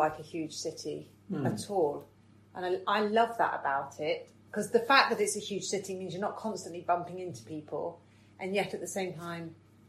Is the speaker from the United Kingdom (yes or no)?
yes; Cheltenham, South West England, United Kingdom; moved away as an adult; now in Sheffield, United Kingdom; back in my hometown of Cheltenham.